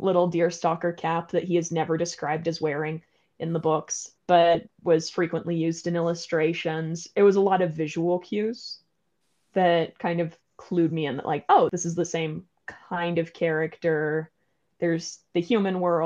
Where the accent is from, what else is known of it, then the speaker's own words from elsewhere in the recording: Colorado, United States; now in London, United Kingdom; as an American with basic river geography, I'm mostly from Colorado